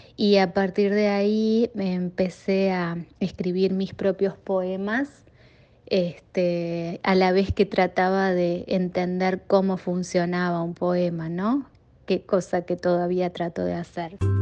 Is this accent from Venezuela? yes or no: no; Uruguay; moved away as an adult; also born or lived in Chicago area, United States; now in Chicago, United States; soy uruguaya, vivo en los Estados Unidos desde el 2002 y en el área de Chicago hace unos años.